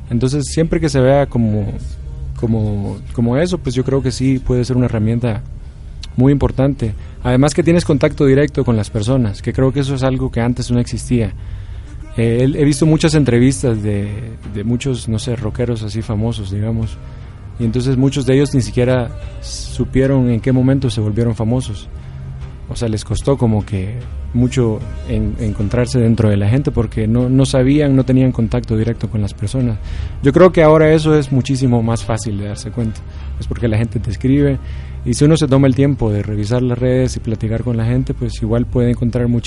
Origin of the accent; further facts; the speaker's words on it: El Salvador; Eh, por ejemplo, yo que soy del Salvador, se me hace muy fácil compartirla a muchas de las personas